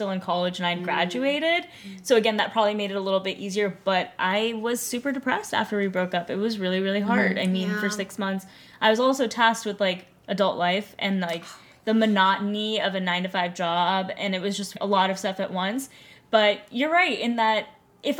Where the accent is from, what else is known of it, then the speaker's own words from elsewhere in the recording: New York City, New York, United States; now in San Francisco, United States; growing up in New York City is a very unique experience.